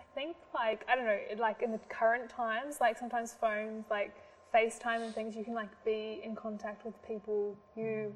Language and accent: English; New Zealand; moved away; I'm from New Zealand, can't just go home at the moment